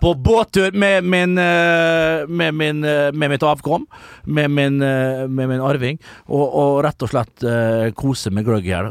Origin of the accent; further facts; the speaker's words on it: Nordvestlandet, Møre og Romsdal, Norway; moved away; Oppe der jeg kommer fra, ja, Nordvestlandet